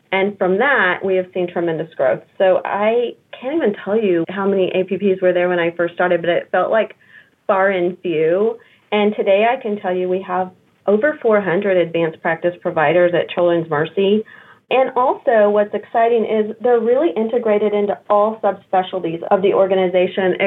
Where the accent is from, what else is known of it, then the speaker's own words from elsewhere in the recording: Kansas City, United States; I was born and raised in Kansas City